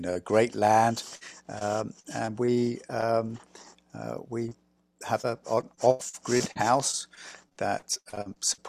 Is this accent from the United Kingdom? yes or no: yes; England, United Kingdom; moved away as an adult; now in Vermont, United States; I'm English